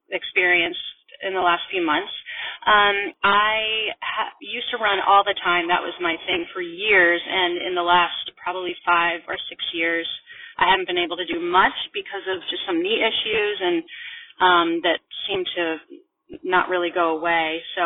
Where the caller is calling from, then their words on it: Vermont, United States; I'm calling from Vermont